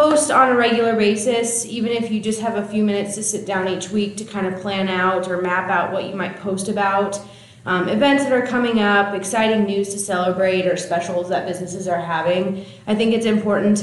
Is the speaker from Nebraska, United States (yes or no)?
yes; Paxton, Nebraska, United States; now in Seward, United States; Originally from Paxton, which is a small town. 614 people is what the little sign says